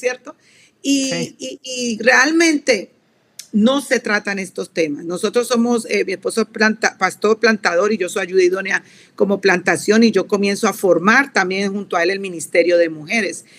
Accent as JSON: {"language": "Spanish", "country": "Colombia", "said": "soy colombiana de pura cepa, soy suramericana"}